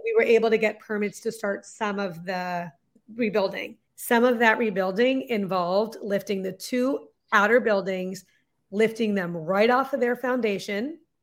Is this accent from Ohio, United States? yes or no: no; Lexington, Massachusetts, United States; also born or lived in London; we moved back to Lexington, Massachusetts, which is where I had moved when I was twelve, so it's my hometown